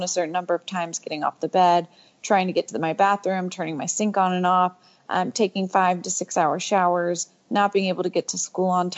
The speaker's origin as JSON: {"language": "English", "town": "Houston", "region": "Texas", "country": "United States", "tie": "born or raised there", "said": "I grew up in Houston, Texas"}